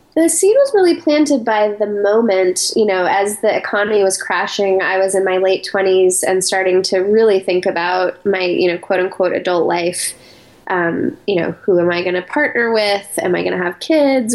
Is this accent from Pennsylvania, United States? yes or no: no; Colorado Springs, Colorado, United States; moved away as an adult; also born or lived in New York City; I grew up in Colorado Springs, Colorado